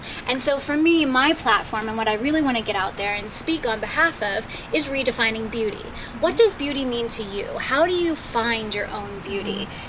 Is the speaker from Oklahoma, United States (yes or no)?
no; Allentown, Pennsylvania, United States; moved away; But then I moved out here from Allentown, Pennsylvania, and I started shopping in the shopping marts